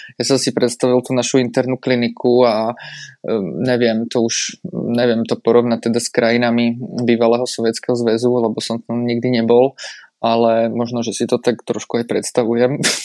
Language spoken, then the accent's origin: Slovak; Bratislava, Bratislava Region, Slovakia; moved away as an adult; now in České Budějovice, Czechia; som z Bratislavy